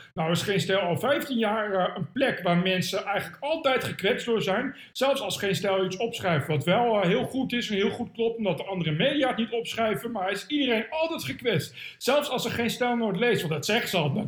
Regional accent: Ede, Gelderland, Netherlands; ik kom uit Veluwe en ik kom van de gemeente Ede.

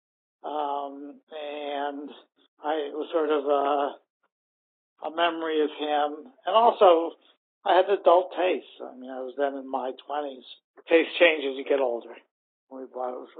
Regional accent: Pittsburgh, Pennsylvania, United States; also born or lived in Bellport, Long Island, New York; I was born on Long Island in Belport in 1949, and I moved to Pittsburgh in 1955.

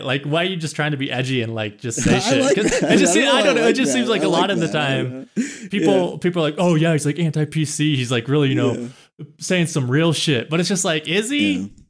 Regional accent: Kansas, United States; I'm from Kansas, and some people don't even consider Kansas the Midwest.

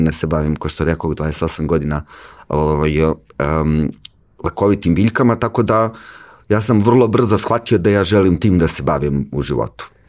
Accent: Užice, Zlatibor District, Serbia; ja sam inače iz Užica

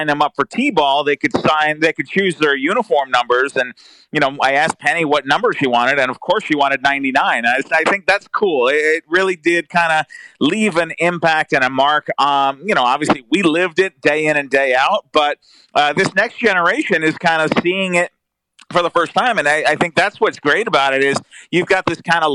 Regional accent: Rockland County, New York, United States; I grew up in Rockland County, New York

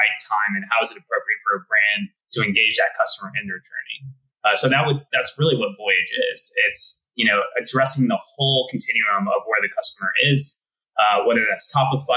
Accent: Texas, United States; So I was born and bred in Texas

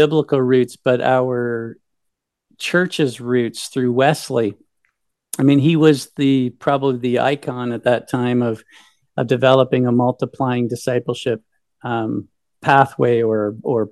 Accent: Brockville, Ontario, Canada; moved away as an adult; also born or lived in Guelph / Australia; I grew up in Brockville

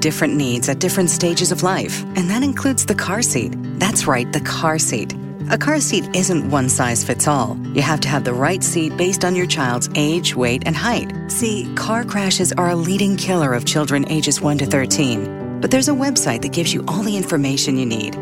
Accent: Nashville, Tennessee, United States; now in Las Vegas, United States; I'm from Nashville, grew up in Nashville

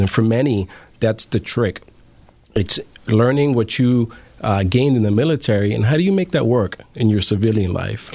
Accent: New York City, New York, United States; I grew up in the in the South Bronx in uh, Bronx River Housing Project

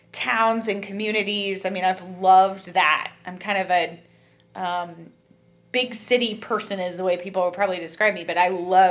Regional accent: Cincinnati, Ohio, United States; also born or lived in Toronto, Canada; My family, my husband, we were all born and raised in Cincinnati. I had a small little jaunt to Toronto as part of my life, and my dad got transferred there. So grade 1 through 5, I was in Toronto.

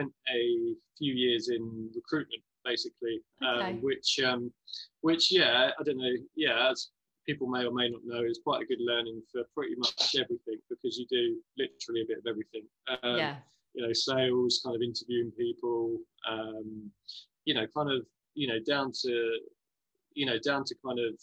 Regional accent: West Sussex, South East England, United Kingdom; I'm kind of from West Sussex way

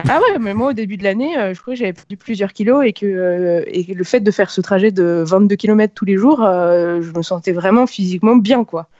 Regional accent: Paris, Île-de-France, France; je suis née à Paris, euh, j'avais un sens de l'orientation parisien un peu pourri jusqu'à mes dix-huit ans

